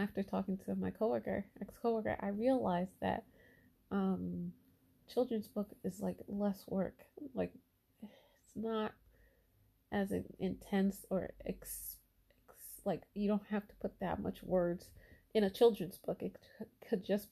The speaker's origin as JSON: {"language": "English", "country": "United States", "tie": "born or raised there", "said": "American born, but with parents from Haiti, Haitian background"}